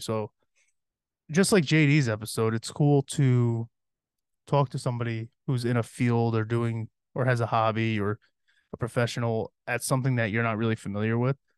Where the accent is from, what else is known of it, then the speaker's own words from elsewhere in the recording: Cohoes, New York, United States; also born or lived in Averill Park (Berg), New York; growing up in Cahoes